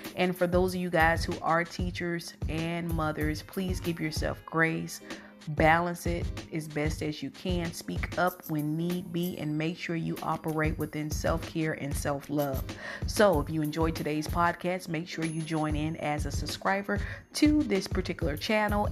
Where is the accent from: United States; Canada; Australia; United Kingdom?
United States; Georgia; I'm from Georgia